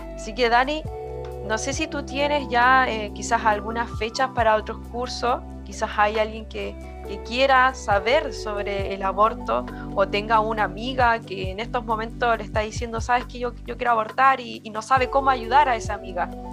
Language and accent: Spanish; Chile; como chileno diría